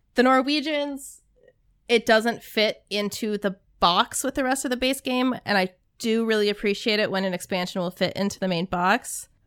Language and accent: English; Arizona, United States; also born or lived in Minnesota; I grew up in Arizona